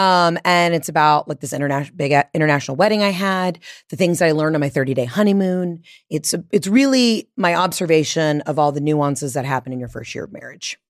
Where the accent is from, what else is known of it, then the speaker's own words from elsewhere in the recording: the South, United States; moved away as an adult; also born or lived in Atlanta / New York / Los Angeles; I'm from the South, and I lean into